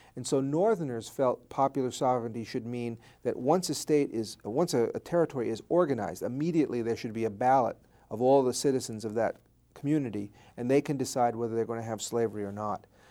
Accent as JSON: {"language": "English", "town": "Bergenfield", "region": "New Jersey", "country": "United States", "tie": "born or raised there", "said": "It's in northern Jersey in Bergen County, right outside of New York City. The town is called Bergenfield"}